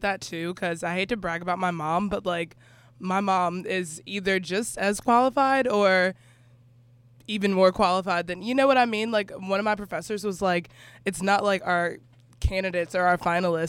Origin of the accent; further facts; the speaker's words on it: North Carolina, United States; now in South Carolina, United States; I'm from North Carolina